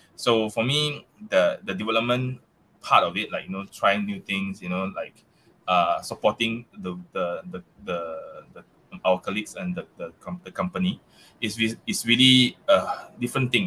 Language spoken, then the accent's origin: English; Malaysia; accent: Malaysia accent; English is a second language; I still have that that that Malaysia accent